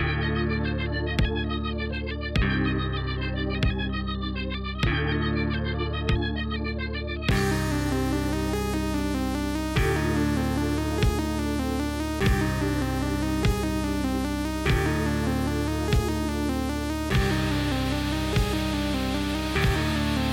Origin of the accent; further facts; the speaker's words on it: New York, United States; moved away as an adult; also born or lived in Macau; since I grew up in New York